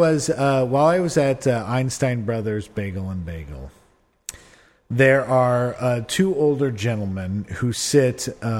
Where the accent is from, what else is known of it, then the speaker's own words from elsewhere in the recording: Lincoln, Nebraska, United States; I grew up in Lincoln, Nebraska.